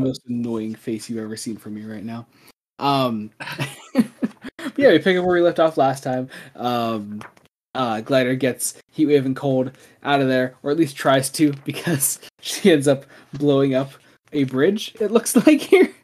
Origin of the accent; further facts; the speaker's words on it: United States; we are American.